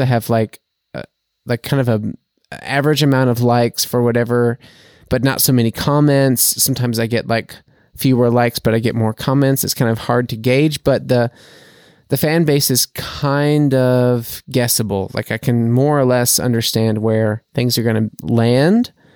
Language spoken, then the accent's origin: English; United States; now in Germany; as an American